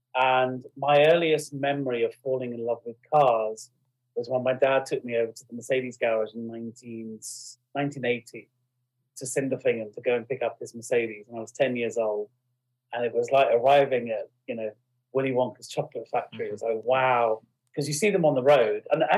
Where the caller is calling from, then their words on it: Windsor, South East England, United Kingdom; No, I'm in the office today. In Windsor.